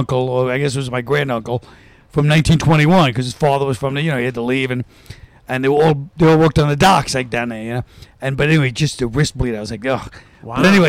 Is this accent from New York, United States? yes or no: yes; Park Slope, New York, United States; Park Slope.